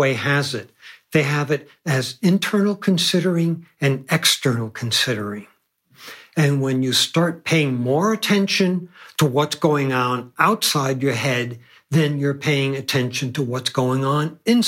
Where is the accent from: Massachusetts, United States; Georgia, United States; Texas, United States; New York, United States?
New York, United States; New York City; I grew up in Manhattan